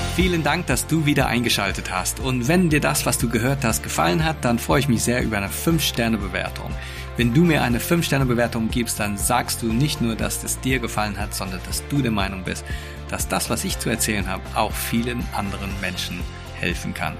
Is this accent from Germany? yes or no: no; England, United Kingdom; moved away; ich bin gebürtiger Engländer